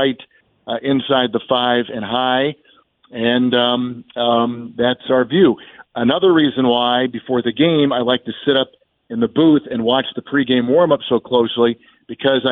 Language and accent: English; Green Bay, Wisconsin, United States; when I was growing up in Green Bay